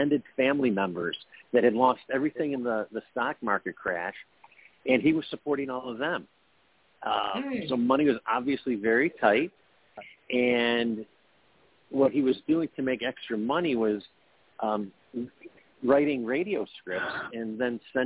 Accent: Buffalo, New York, United States; I'm a writer from Buffalo.

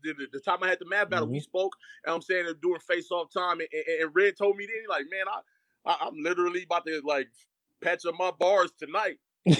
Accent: Los Angeles, California, United States; I'm from the West Coast. I'm from South Central. I speak on that. I say that all the time because of how I rap.

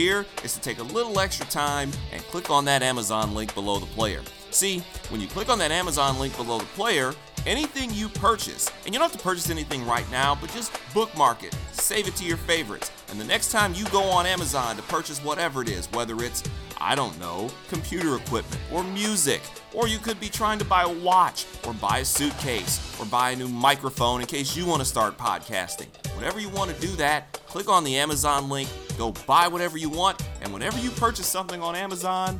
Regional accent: Detroit, Michigan, United States; I'm from Detroit, too

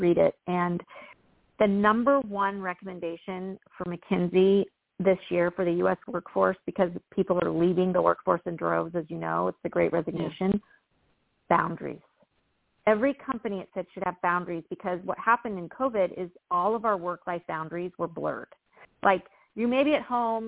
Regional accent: Midwest, United States; I've had this kind of farmer mentality growing up in the Midwest

